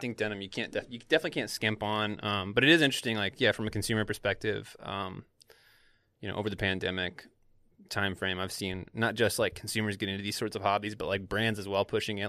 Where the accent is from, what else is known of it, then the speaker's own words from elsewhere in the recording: the South, United States; moved away; growing up in the South